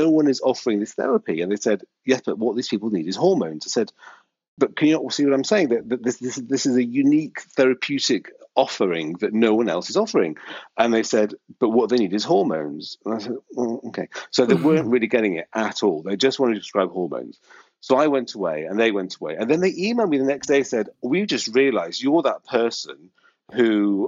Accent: Australia; we're Australian, we're very laid back

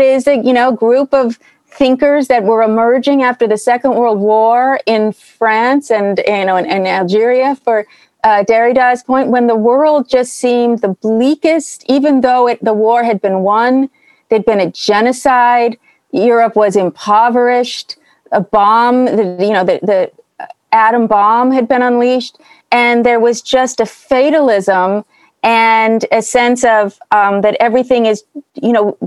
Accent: Berkeley, California, United States; I grew up in Berkeley.

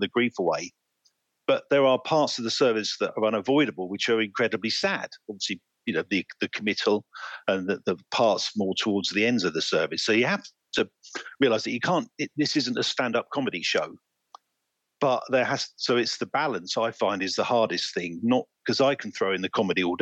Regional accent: Cambridge, East of England, United Kingdom; also born or lived in Oxford, England; I grew up in England, mainly around Cambridge. And I now live about 10 miles just north of Oxford

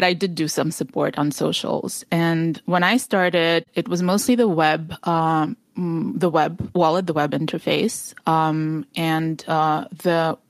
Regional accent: New Jersey, United States; moved away as an adult; also born or lived in Ukraine; now in California, United States; I'm in California now, but I grew up in New Jersey, like right across the George Washington Bridge

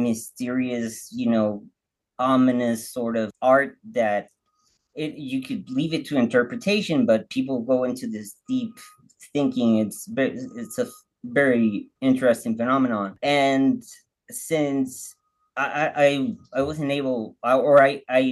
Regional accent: Baja California, Mexico; I'm from Mexico. I'm from Baja, really close to the border. So I grew up speaking English

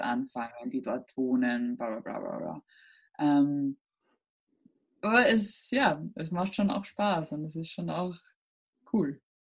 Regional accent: Burgenland, Austria; Ich bin äh, aus Österreich und zwar aus dem Burgenland

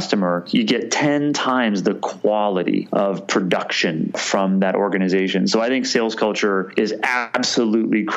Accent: Canada; now in United States; being Canadian

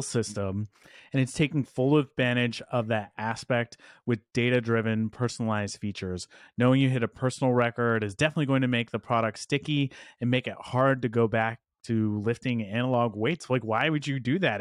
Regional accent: Dallas, Texas, United States; my hometown of Dallas, Texas.

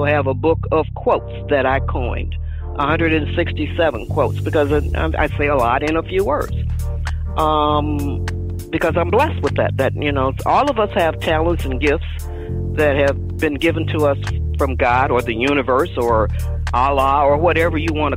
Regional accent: Detroit, Michigan, United States; now in Arcadia, United States; I was born in Detroit, Michigan

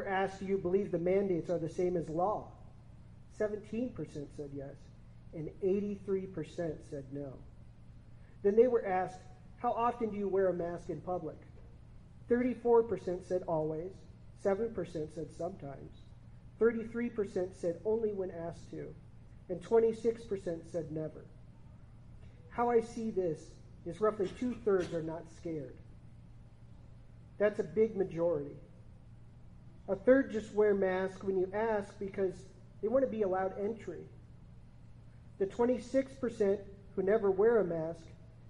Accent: Hillsdale, United States; as natives of this great historical community of Hillsdale

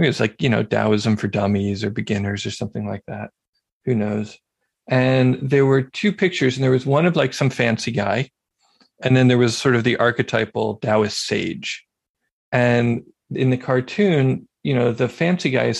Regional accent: Philadelphia, Pennsylvania, United States; moved away; I had moved back to my hometown of Philadelphia

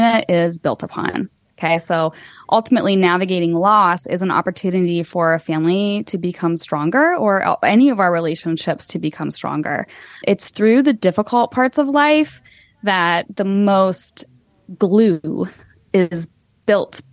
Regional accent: United States; as an American

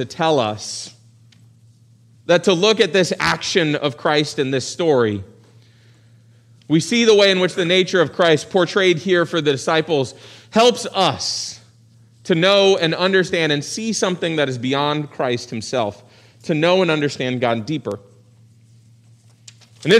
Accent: Virginia Beach, Virginia, United States; So I grew up in Virginia Beach. My parents' families were both from West Virginia

